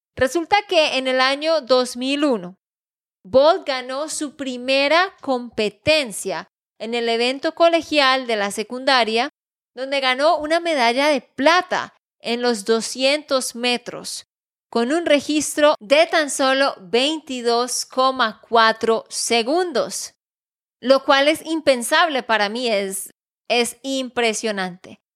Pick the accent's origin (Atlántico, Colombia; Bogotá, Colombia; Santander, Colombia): Santander, Colombia; de Santander, Colombia